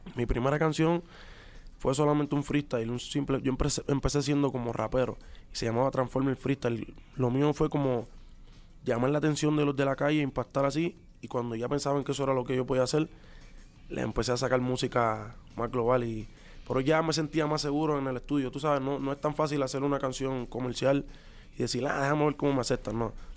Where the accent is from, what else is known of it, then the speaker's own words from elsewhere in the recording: Puerto Rico; los boricuas somos así también